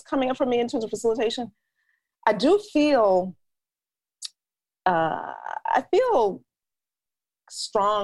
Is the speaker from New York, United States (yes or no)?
yes; New York City, New York, United States; also born or lived in Harlem, New York City; now in Georgia, United States; I grew up in New York, I grew up in the Bronx.